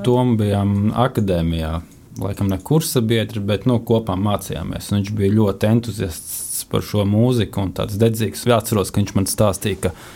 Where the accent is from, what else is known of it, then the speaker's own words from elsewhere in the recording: Riga, Latvia; moved away as an adult; now in Rēzekne, Latvia; esmu čilis no Rīgas